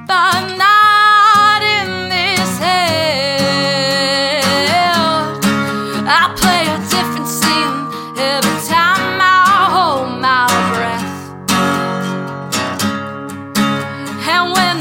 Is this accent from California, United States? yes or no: no; Huntington, New York, United States; moved away as an adult; I am from New York. I'm from Long Island, from Huntington